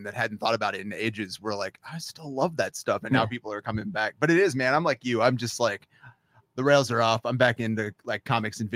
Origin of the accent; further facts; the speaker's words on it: Virginia Beach, Virginia, United States; I grew up in Virginia Beach